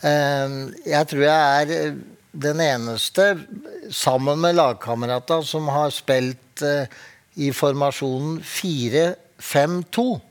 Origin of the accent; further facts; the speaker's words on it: Drammen, Buskerud, Norway; Jeg er fra Åsia Drammen